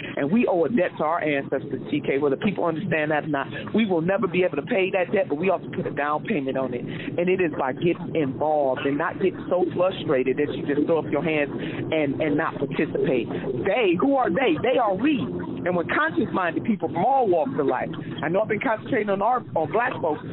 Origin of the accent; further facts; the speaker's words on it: Cleveland, Ohio, United States; one of my favorite ministers from my hometown of Cleveland